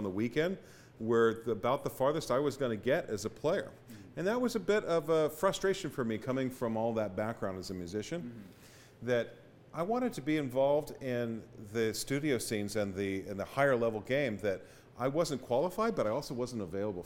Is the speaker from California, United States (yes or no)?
yes; Sacramento, California, United States; moved away as an adult; also born or lived in Stockton, California / Los Angeles, California; now in Chico, United States; I grew up in Sacramento area when I first started in music programs, and I went to high school there